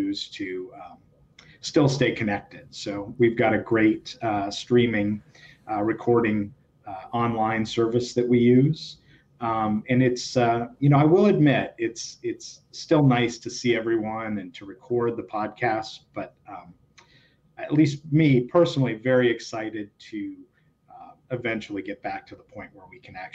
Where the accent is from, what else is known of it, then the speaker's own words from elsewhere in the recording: west central Minnesota, United States; moved away as an adult; now in Davis, United States; grew up on a pig farm and grain farm in west central Minnesota